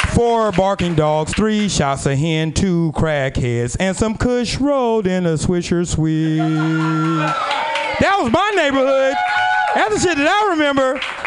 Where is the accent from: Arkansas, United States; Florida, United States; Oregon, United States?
Oregon, United States; Portland; We are down here from Portland, Oregon.